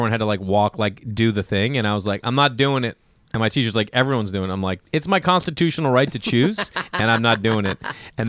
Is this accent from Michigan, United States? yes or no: no; Stoneham, Massachusetts, United States; I'm like, oh, Boston. I'm like, where? I'm like, oh, Stoneham.